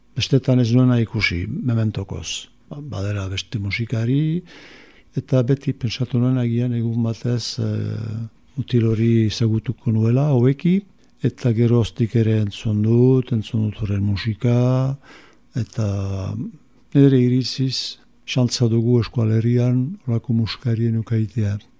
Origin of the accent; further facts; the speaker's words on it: Musculdy, Nouvelle-Aquitaine, France; sortu naiz muskildin